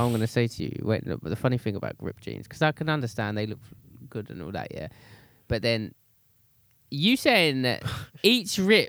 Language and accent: English; Grays, East of England, United Kingdom; I'm from Grays in Essex.